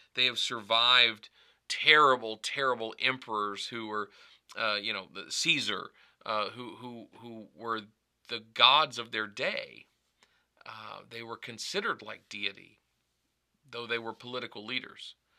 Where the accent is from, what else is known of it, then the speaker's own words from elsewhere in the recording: United States; I call myself an American because that's the designation of my nationality